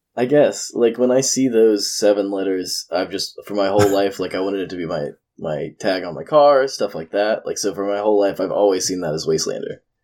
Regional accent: Georgia, United States; I'm from Georgia

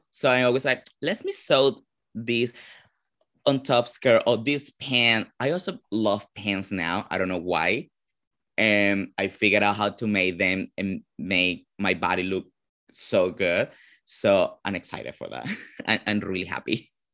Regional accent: Caracas, Capital District, Venezuela; English is a second language; moved away as an adult; also born or lived in Ecuador / Nashville, Tennessee / New York; now in United States; I'm actually born and raised in Venezuela

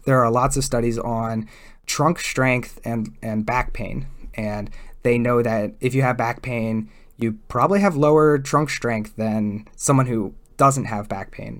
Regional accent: East Coast, Pennsylvania, United States; I grew up on the East Coast where it's generally, it's not necessarily flatter where I grew up

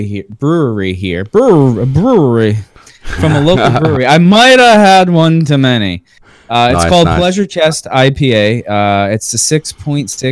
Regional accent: Space Coast, Florida, United States; We're from the Space Coast. Yeah, we're from the Space Coast.

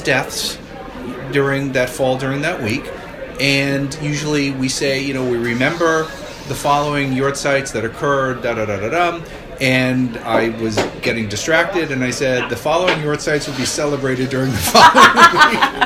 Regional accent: Boston, Massachusetts, United States; moved away; I am originally from the Boston area

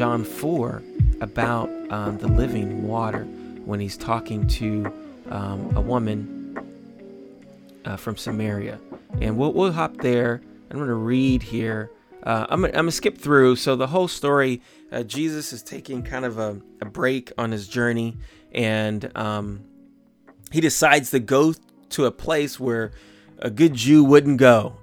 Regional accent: United States; I grew up in America

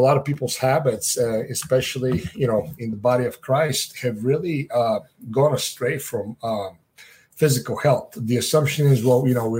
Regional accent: Sofia, Sofia City, Bulgaria; moved away; I was born and raised in Eastern Europe, Sofia, Bulgaria

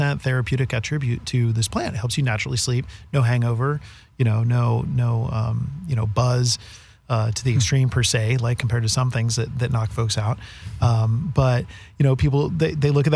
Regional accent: Northern California, United States; moved away as an adult; now in Colorado, United States; growing up in Northern California

